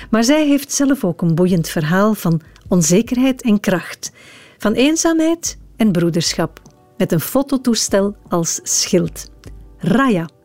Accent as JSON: {"language": "Dutch", "town": "Anderlecht", "region": "Brussels-Capital Region", "country": "Belgium", "tie": "born or raised there", "also_born_or_lived": "Sicily (ancestry)", "said": "Ik ben in Anderlecht geboren, ja. Brusselse met Italiaanse roots"}